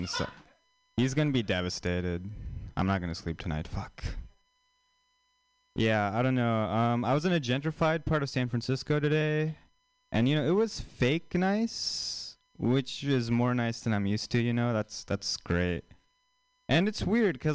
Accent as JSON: {"language": "English", "country": "India", "moved": "yes", "said": "an Indian person, like, actually from India"}